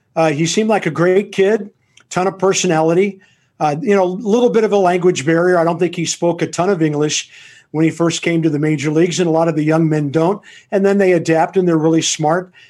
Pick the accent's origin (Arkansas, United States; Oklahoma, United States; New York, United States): Oklahoma, United States; Tulsa; my hometown